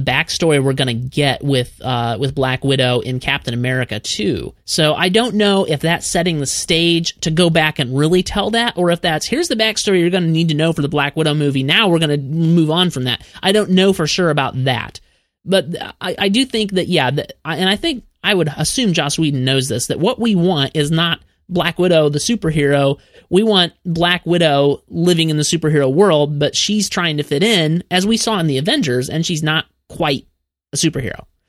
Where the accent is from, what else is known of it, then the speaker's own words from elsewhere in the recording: Peoria, Illinois, United States; now in Nashville, United States; I still consider myself a Midwesterner because I'm from originally Peoria, Illinois